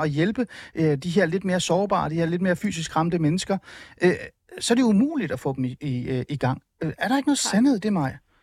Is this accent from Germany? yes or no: no; Iran; jeg er iraner.